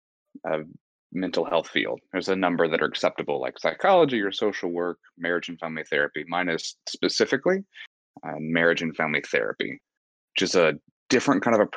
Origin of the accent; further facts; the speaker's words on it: Atlanta, Georgia, United States; now in Texas, United States; So I'm not originally from Texas. I've moved around quite a bit. I grew up mainly in Atlanta